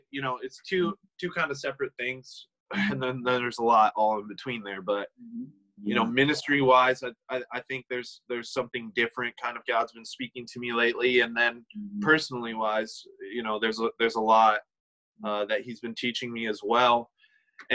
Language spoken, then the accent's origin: English; Michigan, United States; moved away as an adult; also born or lived in Kansas City / Dallas, Texas; I ended up coming back to my home state of Michigan, and I currently am living in a city called Montrose, Michigan